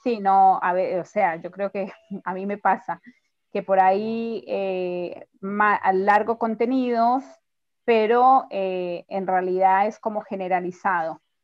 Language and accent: Spanish; Colombia; moved away as an adult; now in Mendoza, Argentina; Yo soy colombiana, pero vivo en Mendoza hace ya 14 años